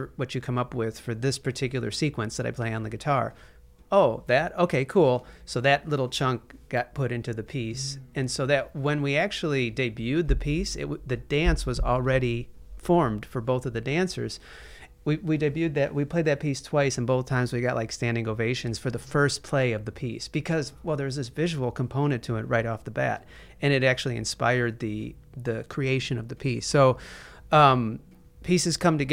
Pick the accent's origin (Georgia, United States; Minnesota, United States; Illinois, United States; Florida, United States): Illinois, United States; Chicago; Ronnie and I grew up in Chicago